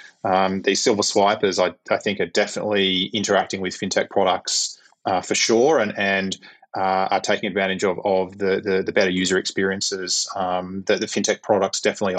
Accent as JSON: {"language": "English", "country": "Australia"}